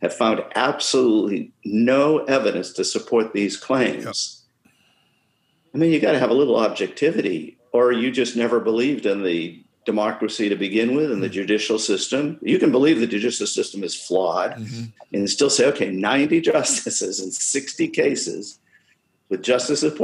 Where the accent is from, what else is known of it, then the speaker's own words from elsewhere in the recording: United States; as an American